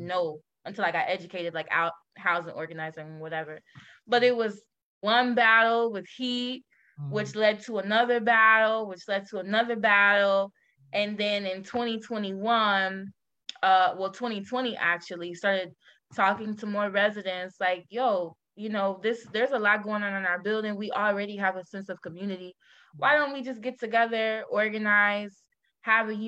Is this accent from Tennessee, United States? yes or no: no; Houston, Texas, United States; moved away as an adult; now in Chicago, United States; I'm actually from Houston, okay. Texas.